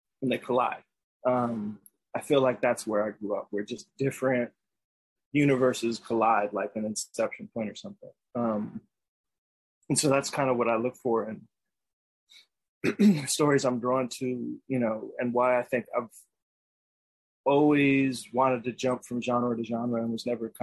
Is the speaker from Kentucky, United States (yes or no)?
no; New York City, New York, United States; now in Brooklyn, United States; I grew up in New York City, Upper West Side of Manhattan